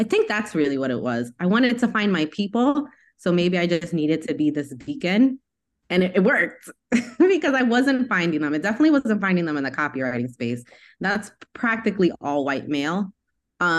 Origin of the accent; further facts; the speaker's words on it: New York, United States; I'm from New York